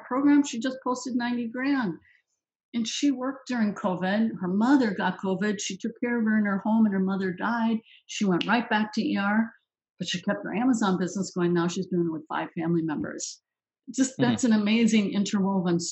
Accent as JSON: {"language": "English", "town": "Minneapolis", "region": "Minnesota", "country": "United States", "tie": "born or raised there", "said": "that's my hometown. I was born in Minneapolis"}